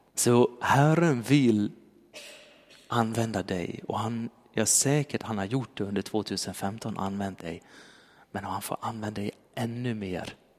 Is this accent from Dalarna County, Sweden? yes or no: yes; Dalarna County, Sweden; moved away; jag kom från Dalarna